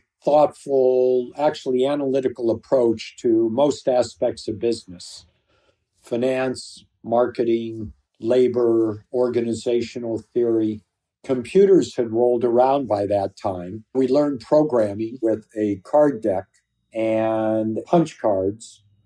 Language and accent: English; California, United States; I was 21 from California. I had a pair of jeans on, some sneakers and a t-shirt.